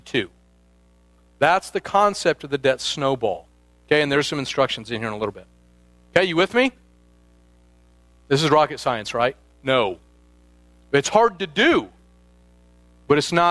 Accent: Midwest, United States; now in Northern California, United States; I'm from the Midwest

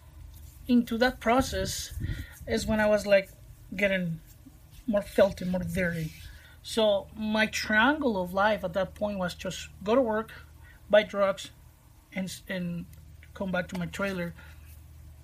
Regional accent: Guaymas, Sonora, Mexico; English is a second language; I moved from Guaymas, the city that I live now, I moved to a different city

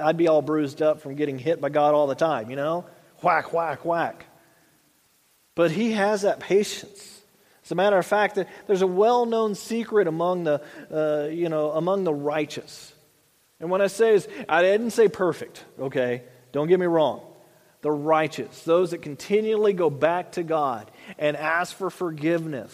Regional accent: the South, United States; I grew up in the South, the ladies had the white gloves

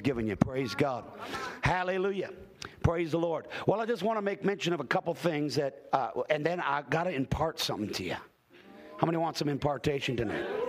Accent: Hamilton, Ontario, Canada; I grew up in Hamilton, Ontario

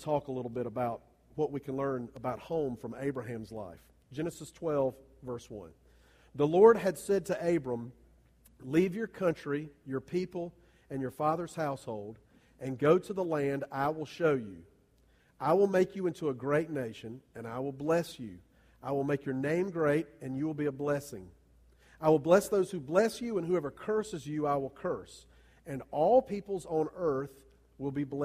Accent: Columbia, South Carolina, United States; now in Greer, United States; my hometown, that's Columbia.

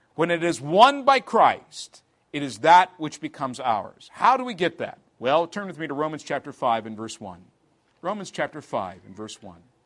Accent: England, United Kingdom; moved away as an adult; also born or lived in Clearwater, Florida; now in United States; I'm here from England

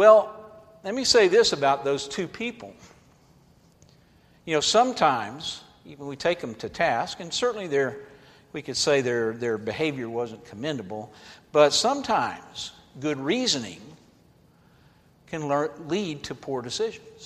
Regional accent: Atlanta, Georgia, United States; I grew up in Atlanta, Georgia

